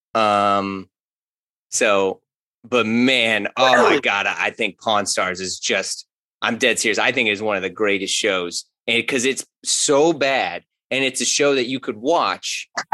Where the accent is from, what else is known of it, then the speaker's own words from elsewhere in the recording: St. Louis, Missouri, United States; I grew up in St. Louis, grew up in Ferguson Florissant, went to Hazelwood Central